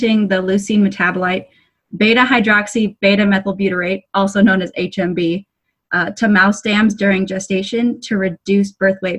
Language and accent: English; West Coast, United States; moved away as an adult; also born or lived in Iowa; now in Minnesota, United States; I'm actually originally from the West Coast, but I found myself in the Midwest for my undergraduate degree at Iowa State